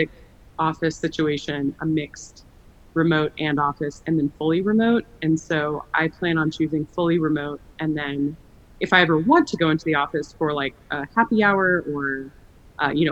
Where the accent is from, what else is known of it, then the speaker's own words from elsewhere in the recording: Austin, Texas, United States; moved away as an adult; also born or lived in Chicago / Los Angeles; I am from Austin, Texas, and that is where I'm based